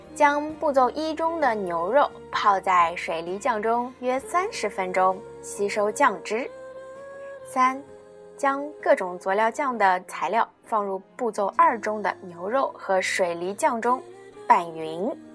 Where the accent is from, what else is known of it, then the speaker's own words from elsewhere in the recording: China; 我们中国人民